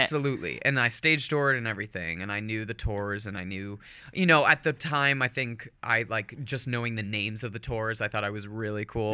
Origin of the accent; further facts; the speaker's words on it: Northern California, United States; also born or lived in Manchester-by-the-Sea, Massachusetts; moved out to California when I was about ten and kind of had my formative years in Northern California